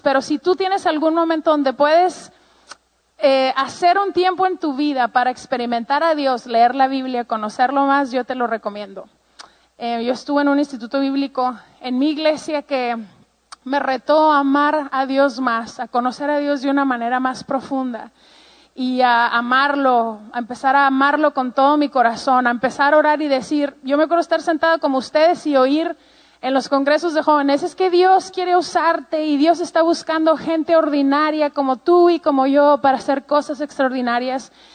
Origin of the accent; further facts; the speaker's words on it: Ciudad Juárez, Chihuahua, Mexico; Yo pues soy mexicana, em, tengo treinta y tantos años y eh, crecí toda mi vida en la frontera con Estados Unidos en un lugar que se llama Juárez, Chihuahua.